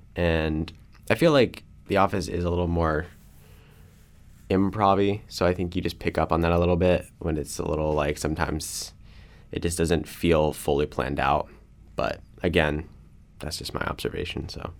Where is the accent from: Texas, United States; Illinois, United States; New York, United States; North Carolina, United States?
North Carolina, United States; Kannapolis; I'm from Kannapolis, North Carolina, near Charlotte.